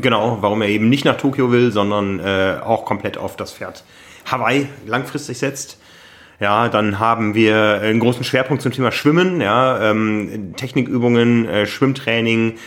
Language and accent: German; Osnabrück, Lower Saxony, Germany; ich bin in Osnabrück groß geworden.